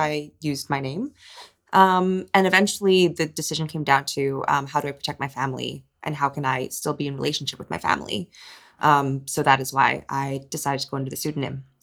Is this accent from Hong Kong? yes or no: yes; Hong Kong; born or raised there; moved away